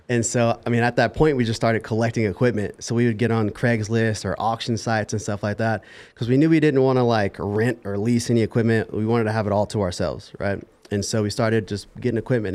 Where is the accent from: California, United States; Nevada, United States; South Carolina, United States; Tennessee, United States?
Nevada, United States; Las Vegas; I was born and raised in Las Vegas